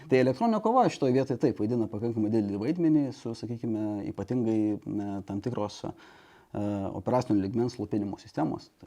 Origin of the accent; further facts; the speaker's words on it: Šiauliai, Šiauliai County, Lithuania; aš esu kilęs iš Šiaulių